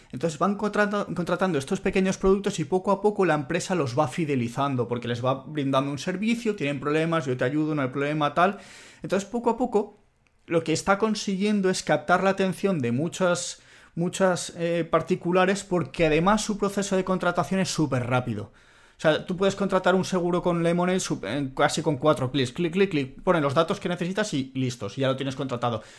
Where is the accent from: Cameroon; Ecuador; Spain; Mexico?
Spain; also born or lived in Italy; siendo español que ha vivido en Italia